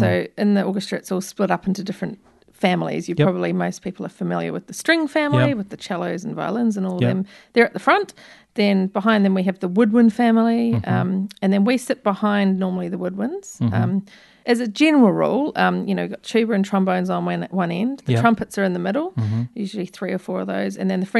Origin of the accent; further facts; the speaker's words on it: New Zealand; from New Zealand.